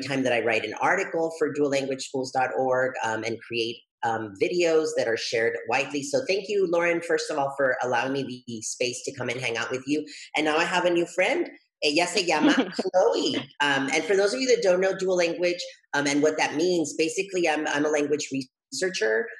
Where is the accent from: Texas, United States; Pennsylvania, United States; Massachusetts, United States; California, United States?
Texas, United States; El Paso; also born or lived in Juárez, Mexico; my hometown of El Paso